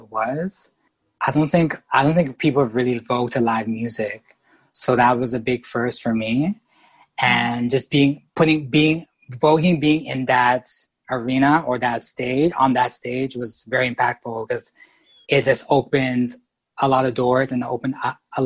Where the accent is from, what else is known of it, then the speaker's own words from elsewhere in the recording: Canada; I'm from Canada